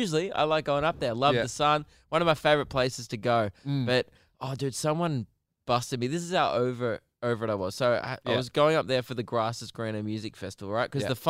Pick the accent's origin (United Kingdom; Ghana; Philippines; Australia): Australia; Melbourne, Victoria; Because I'm from Melbourne and we get this every time I go somewhere hotter, which is everywhere.